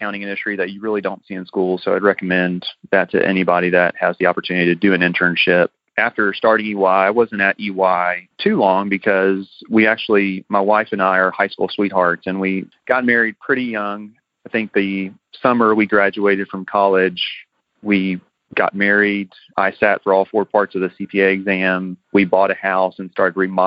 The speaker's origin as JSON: {"language": "English", "town": "Houston", "region": "Texas", "country": "United States", "said": "we're from the Houston area"}